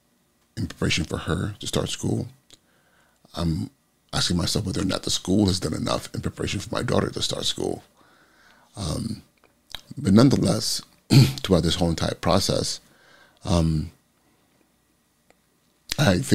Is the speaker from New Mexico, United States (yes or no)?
no; California, United States; the community I grew up in California